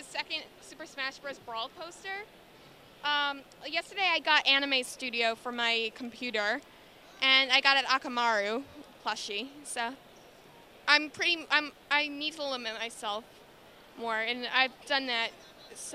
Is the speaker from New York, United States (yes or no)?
yes; Long Island, New York, United States; Lucas Valley, New York. It's in Nassau County.